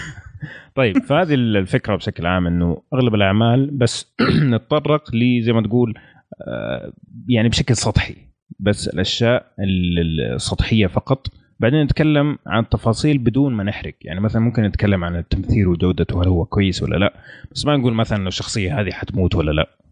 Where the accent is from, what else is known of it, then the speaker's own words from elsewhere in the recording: Saudi Arabia; عندنا في السعودية